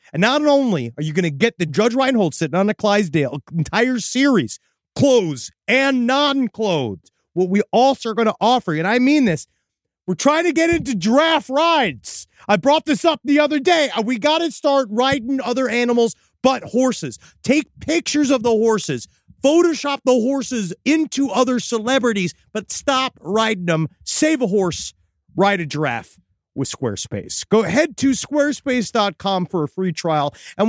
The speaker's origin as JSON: {"language": "English", "town": "St. Louis", "region": "Missouri", "country": "United States", "said": "Because he knows me. I'm a city guy. I'm from St. Louis."}